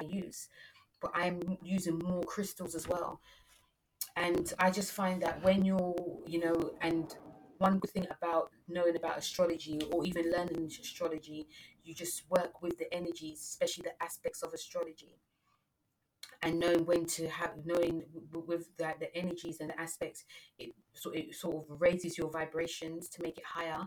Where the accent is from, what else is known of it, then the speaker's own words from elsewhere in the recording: London, United Kingdom; I'm British, you know, I'm born in London